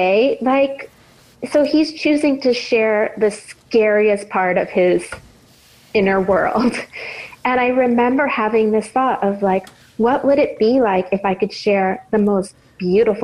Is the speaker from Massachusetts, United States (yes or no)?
yes; Boston, Massachusetts, United States; when I was growing up in Boston